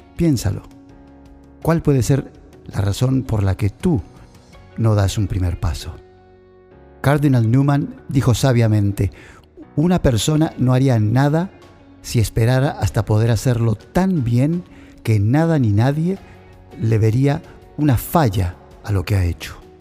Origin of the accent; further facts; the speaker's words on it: Argentina; moved away as an adult; Salí de Argentina para misionar. Viajé por toda Sudamérica, Dejé mi familia atrás, mi cultura, mi país.